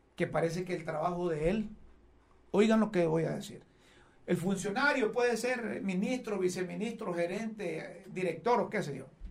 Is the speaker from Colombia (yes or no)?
no; Honduras; a mí como hondureño